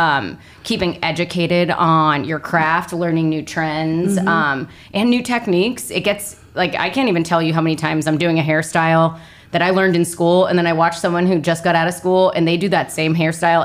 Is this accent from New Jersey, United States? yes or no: yes; New Jersey, United States; moved away as an adult; now in Florida, United States; I'm from New Jersey, born and raised. Actually, right out of high school, I moved to Florida